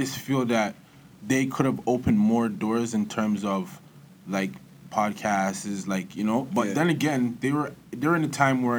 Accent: Toronto, Ontario, Canada; also born or lived in London, Ontario; now in Ajax, Canada; I grew up in the East End. Was really came down from London when I was a little kid. Came down to the West End by Kipling and Albion. Then I moved to Scarborough when I was about 8. Moved to the east side of Scarborough. And yeah, Galloway to be specific.

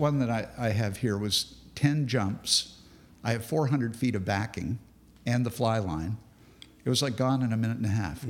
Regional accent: Grand Cayman, Cayman Islands; When my family was growing up in Grand Cayman, the locals there called me the ….

